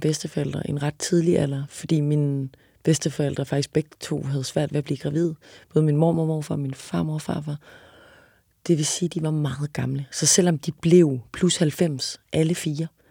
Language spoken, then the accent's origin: Danish; Odense, Southern Denmark, Denmark; moved away; also born or lived in Paris; jeg er fra Odense.